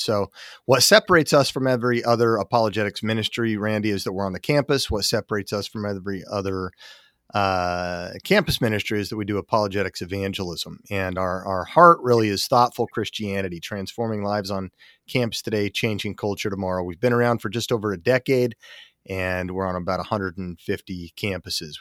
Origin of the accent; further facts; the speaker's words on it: Salt Lake City, Utah, United States; I grew up in Salt Lake City, Utah, as a seventh generation Mormon